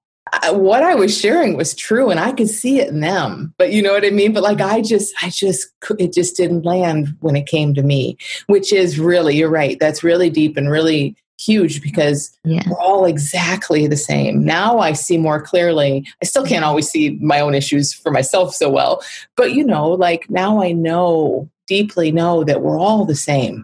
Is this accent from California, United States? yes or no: no; Michigan, United States; I'm from Michigan in the Midwest